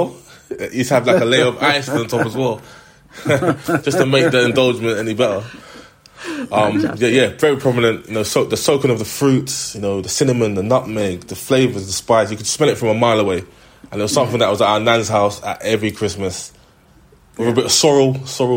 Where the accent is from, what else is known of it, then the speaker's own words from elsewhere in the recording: United Kingdom; we're British ourselves